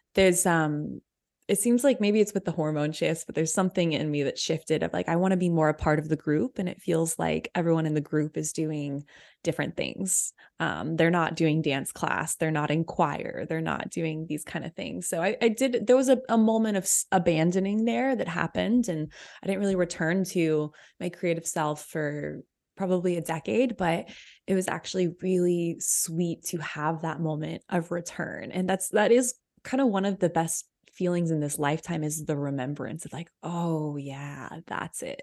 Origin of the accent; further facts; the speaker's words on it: Austin, Texas, United States; I was born in Austin, where I live now